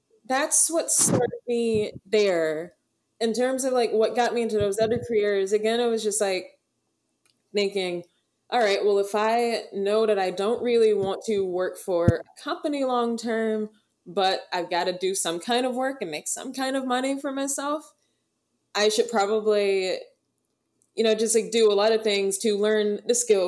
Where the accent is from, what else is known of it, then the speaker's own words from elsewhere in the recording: suburbs of Atlanta, Georgia, United States; when I first started in modeling, it was as a teenager in the suburbs of Atlanta